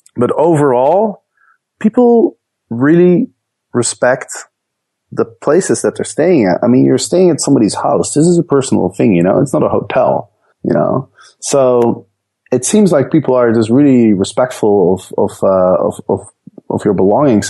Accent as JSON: {"language": "English", "country": "Netherlands", "tie": "born or raised there", "also_born_or_lived": "Amsterdam / Chicago", "moved": "as an adult", "said": "I grew up in the Netherlands"}